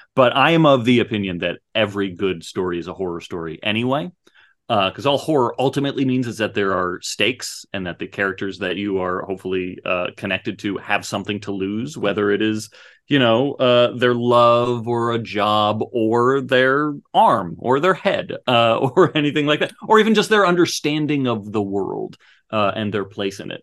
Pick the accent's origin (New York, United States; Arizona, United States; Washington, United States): Arizona, United States; Phoenix; when I was growing up in the in the 80s and 90s, like Phoenix was a desert